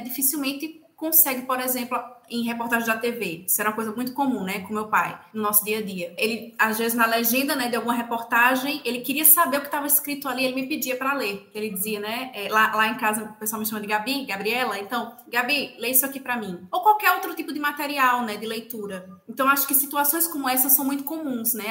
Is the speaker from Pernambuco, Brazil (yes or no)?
yes; Lagoa do Carro, Pernambuco, Brazil; moved away as an adult; now in Ceará, Brazil; eu sou do interior também, né, de Pernambuco, eu sou de uma cidade chamada Lagoa do Carro